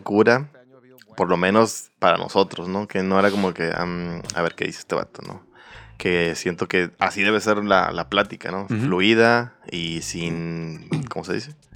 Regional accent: Mayo Valley, southern Sonora, Mexico; yo soy del sur de Sonora

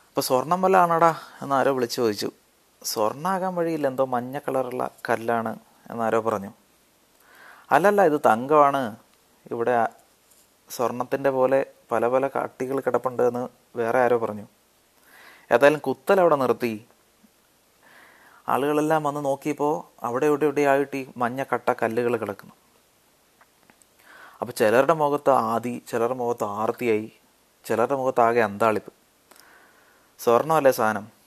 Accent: Alunthara, Kerala, India; ആലുന്തറ എന്നൊരു കൊച്ചു ഗ്രാമത്തിലാണ് ഞാൻ ജനിച്ചു വളർന്നത്

